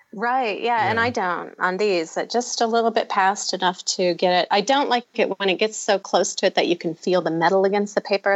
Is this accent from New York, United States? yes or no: no; the mountains north of Los Angeles, California, United States; moved away as an adult; also born or lived in Ohio / Illinois; I grew up in the mountains north of Los Angeles, a couple hours drive